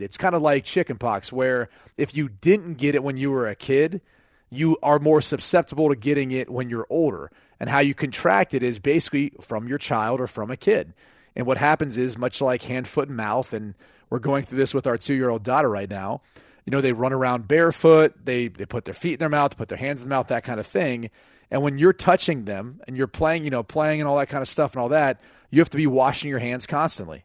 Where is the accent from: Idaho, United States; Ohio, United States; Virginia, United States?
Ohio, United States; Cleveland; it's my hometown team that I grew up rooting for.